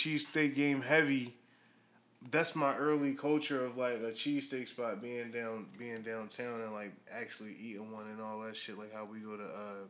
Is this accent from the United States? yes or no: yes; Philadelphia, Pennsylvania, United States; I grew up in his joint, the joint on Stanton Ave. This is uptown.